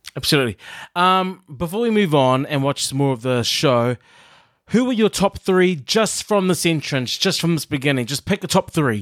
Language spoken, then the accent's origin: English; New Zealand; when I was growing up in New Zealand